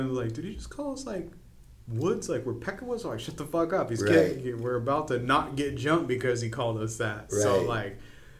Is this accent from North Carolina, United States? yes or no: no; Spring Valley, California, United States; I grew up in Spring Valley. I grew up in the La Presa area of Spring Valley. So for me, like, white people were actually kind of the minority in my neighborhood.